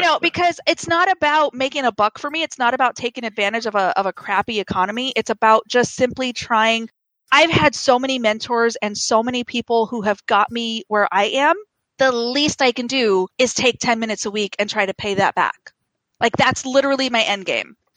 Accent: Kansas, United States; poor kids like me in the middle of Kansas

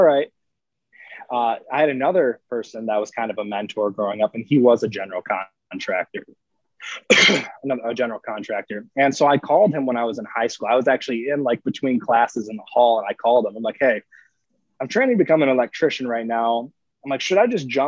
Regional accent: Northern Michigan, United States; also born or lived in Park City, Utah; moved up to Northern Michigan when I was six. So I've lived in this small town of 2,000 people essentially my whole life

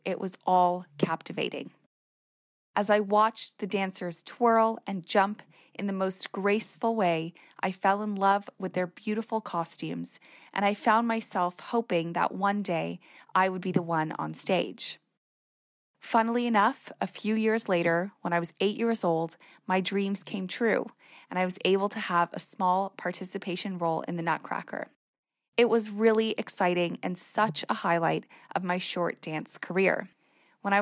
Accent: Toronto, Ontario, Canada; moved away as an adult; now in United Kingdom; I grew up in Toronto, Canada, and moved to the UK 7 years ago to begin my degree

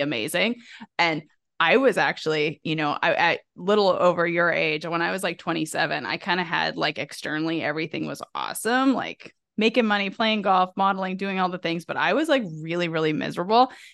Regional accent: the South, United States; I'm from the South

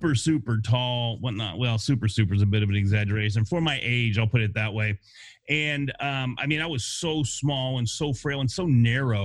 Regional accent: Denison, Texas, United States; I was born in a small town called Denison, Texas

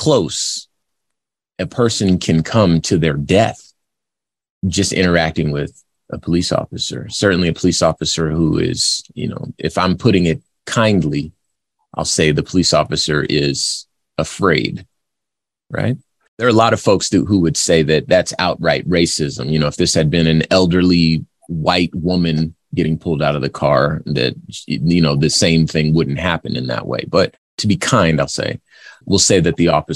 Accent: Compton, California, United States; I'm from Compton, California

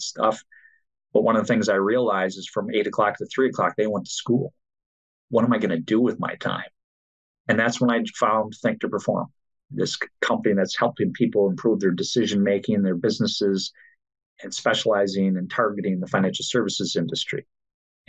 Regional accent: Michigan, United States; I grew up in Michigan

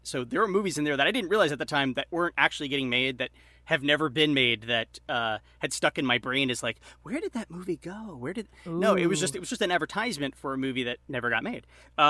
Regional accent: Long Island, New York, United States; when I grew up on Long Island

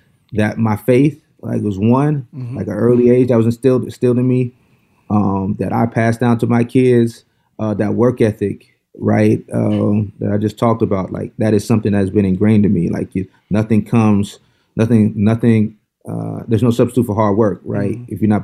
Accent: Mulberry, Florida, United States; moved away as an adult; also born or lived in Baltimore / Berkeley, California; Hometown, Mulberry, Florida, 3,000 people. Right in the central Florida, right between Tampa and Orlando.

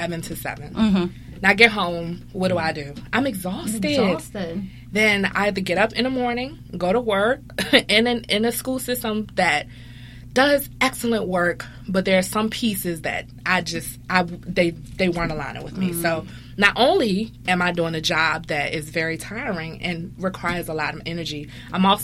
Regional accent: Richmond, Virginia, United States; I'm from Richmond, Virginia

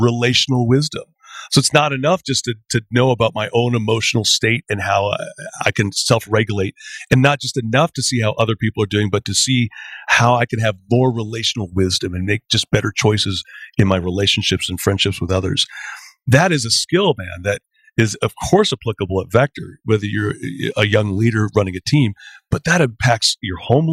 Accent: Canada

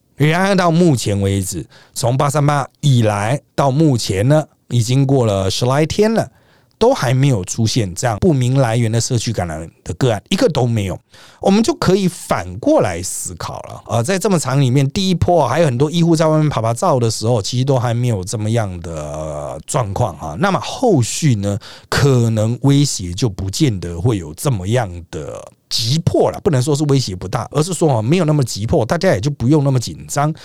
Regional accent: Taiwan; 我们台湾人民

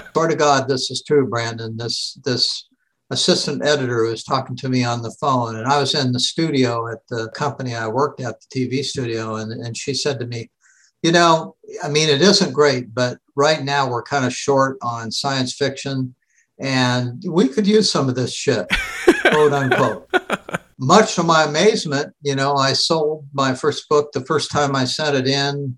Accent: Seattle, Washington, United States; I grew up in Seattle.

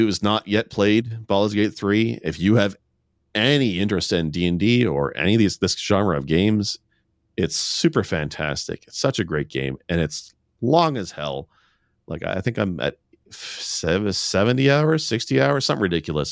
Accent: Canada; I'm Canadian

